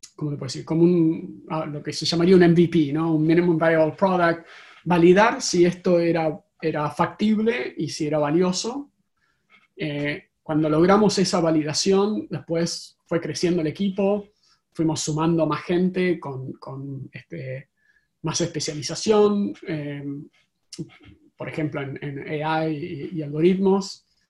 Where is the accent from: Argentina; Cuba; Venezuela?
Argentina; now in Silicon Valley, United States; como podrán escuchar en mi acento eh, originariamente de Argentina